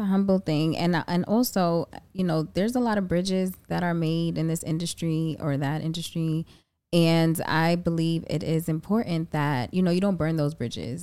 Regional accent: New York City, New York, United States; I'm from the Bronx, so you already know I have to rep for the Bronx

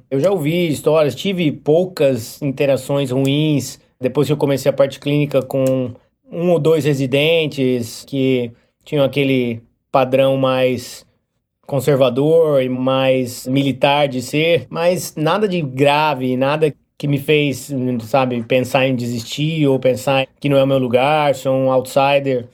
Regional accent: Brazil; moved away as an adult; now in United States; quando eu saí do Brasil

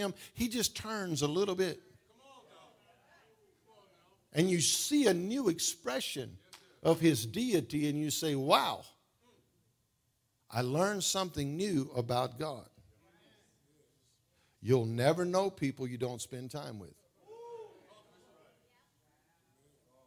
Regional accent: United States; born or raised there

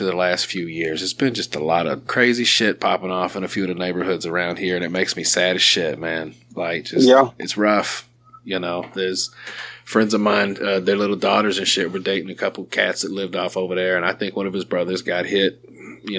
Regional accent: Sherwood, Arkansas, United States; I've lived here my whole life, I guess south of Little Rock, Sherwood area

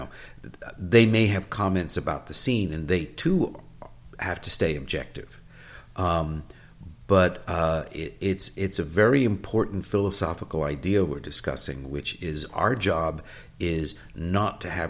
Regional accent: New York City, New York, United States; moved away as an adult; also born or lived in California; We grew up in New York City

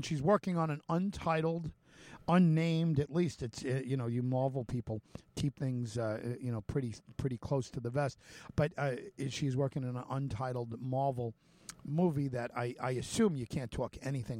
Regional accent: California, United States; Well, I grew up in California

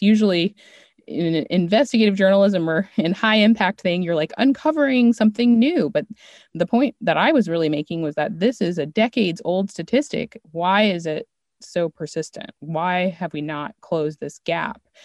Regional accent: Maryland, United States; moved away as an adult; also born or lived in New York / Los Angeles; I'm from Maryland

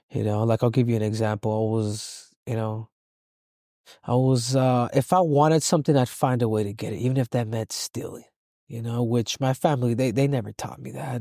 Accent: Los Angeles, California, United States; I was born in, uh, in South Central L

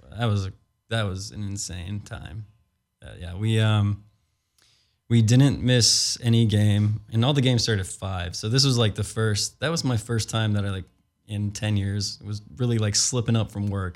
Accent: Chicago, Illinois, United States; now in California, United States; I'm from Chicago too, we're out in California

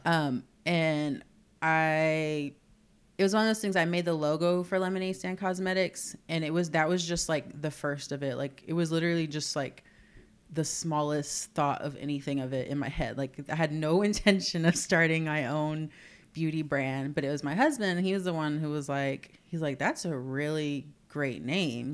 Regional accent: Southern California, United States; moved away as an adult; also born or lived in Fort Worth, Texas / San Antonio, Texas; now in Corpus Christi, United States; I grew up in Southern California

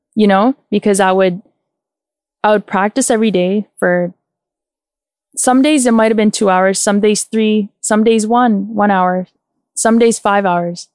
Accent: Toronto, Ontario, Canada; my upbringing was in Scarborough

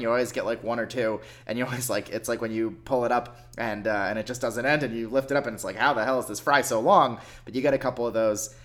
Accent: Pennsylvania, United States; moved away; my parents' place where I grew up in Pennsylvania

